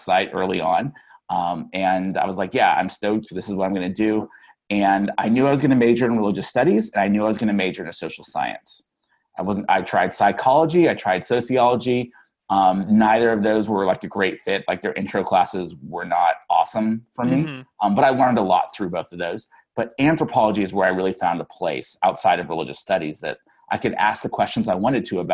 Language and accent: English; Sugar Land, Texas, United States; moved away; I grew up in Houston, cool. But a suburb of Houston actually called Sugar Land, Texas